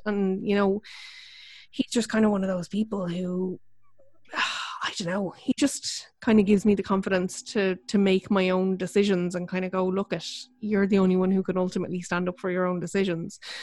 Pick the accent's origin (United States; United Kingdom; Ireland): Ireland; we're Irish